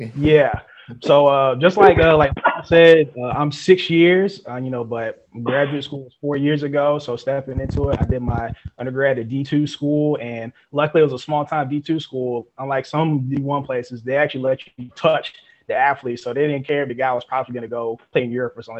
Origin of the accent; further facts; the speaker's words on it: Fayetteville, North Carolina, United States; now in LaGrange, United States; I'm originally from Fayetteville, North Carolina.